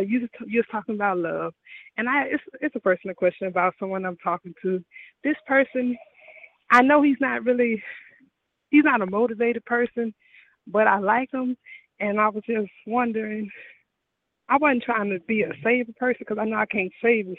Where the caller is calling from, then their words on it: Houston, Texas, United States; I'm calling from Houston now.